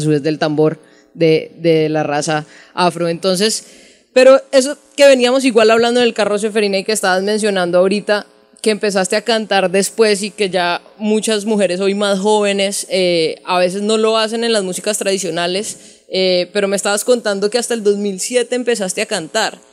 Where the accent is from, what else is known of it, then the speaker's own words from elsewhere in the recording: Cali, Valle del Cauca, Colombia; now in Bogotá, Colombia; Yo soy de Cali, pero, pues, he trabajado casi toda la vida en Bogotá